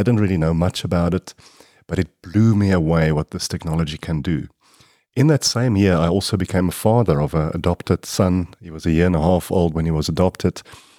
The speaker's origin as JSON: {"language": "English", "town": "Kempton Park", "region": "Gauteng", "country": "South Africa", "tie": "born or raised there", "said": "I was born in Kempton Park and I grew up there."}